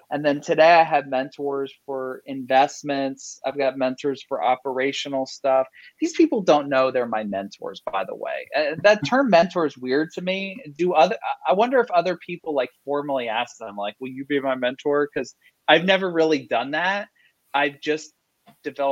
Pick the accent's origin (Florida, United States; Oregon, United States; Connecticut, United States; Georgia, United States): Florida, United States; Fort Lauderdale; I'm from Southeast Florida, from the Fort Lauderdale area